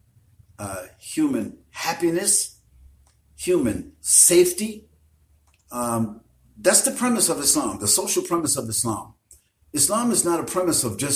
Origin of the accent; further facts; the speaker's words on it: United States; I have been envied by everyone just because I'm an American.